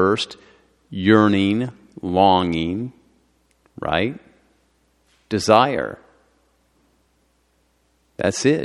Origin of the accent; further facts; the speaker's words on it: United States; I'm an American